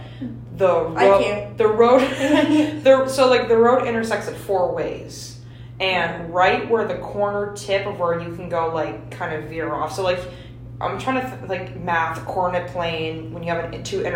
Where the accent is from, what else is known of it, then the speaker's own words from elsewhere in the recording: Fairfield, Connecticut, United States; in Connecticut is, in my hometown, there's Penfield Lighthouse